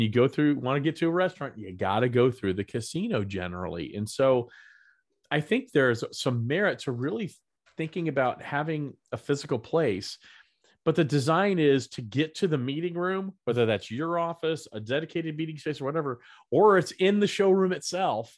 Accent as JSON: {"language": "English", "region": "the South", "country": "United States", "tie": "born or raised there", "said": "Growing up in the South"}